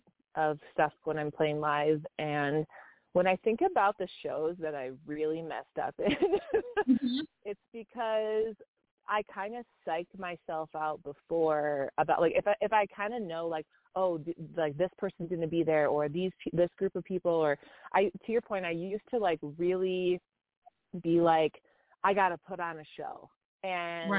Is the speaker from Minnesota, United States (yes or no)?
yes; Minneapolis, Minnesota, United States; now in Colorado, United States; I'm from Minneapolis, and I lived just a couple blocks from where that happened